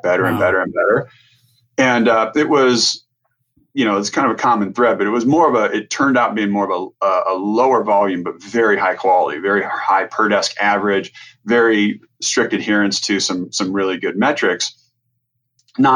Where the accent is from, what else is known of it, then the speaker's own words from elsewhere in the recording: Nebraska, United States; moved away; growing up in Nebraska